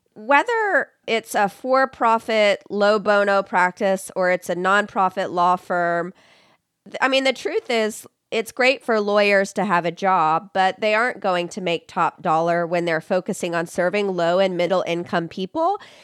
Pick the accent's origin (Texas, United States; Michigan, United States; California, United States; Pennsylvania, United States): Texas, United States; here in my home state of Texas